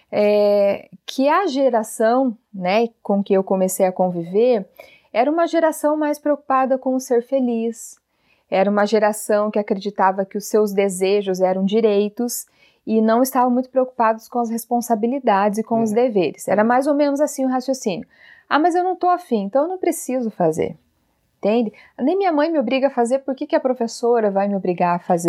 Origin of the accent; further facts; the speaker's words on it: Telêmaco Borba, Paraná, Brazil; nasci e vivo aqui em Telemaco Borba, né? A cidade do papel, a cidade da Clabin do Paraná